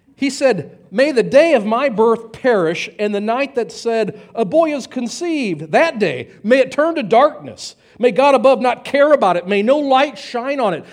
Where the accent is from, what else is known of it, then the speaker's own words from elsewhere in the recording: United States; we're Americans